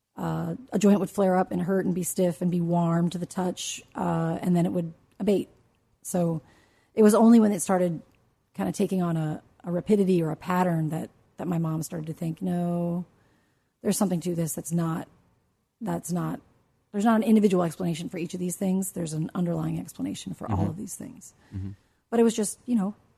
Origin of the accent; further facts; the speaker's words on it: Washington, District of Columbia, United States; I grew up in the Washington area